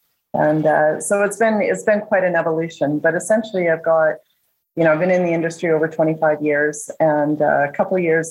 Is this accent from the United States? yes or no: no; Nelson, British Columbia, Canada; I'm born and raised in Nelson, BC